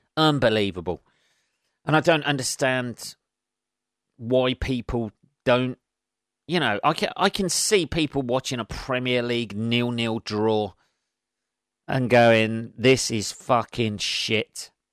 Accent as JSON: {"language": "English", "region": "England", "country": "United Kingdom", "said": "being English"}